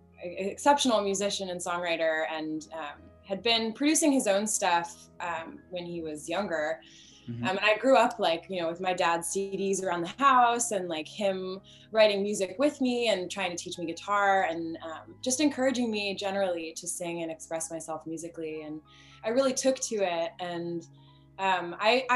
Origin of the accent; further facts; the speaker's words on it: Oakland, California, United States; moved away; I grew up in Oakland, California, and went to a performing arts school out there